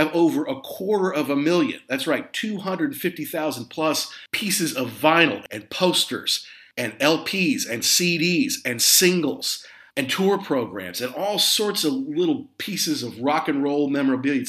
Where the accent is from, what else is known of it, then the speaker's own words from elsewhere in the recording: the Midwest and the Southeast, United States; moved away as an adult; also born or lived in Southeast, United States; now in London, United Kingdom; I grew up in the Midwest and in the Southeast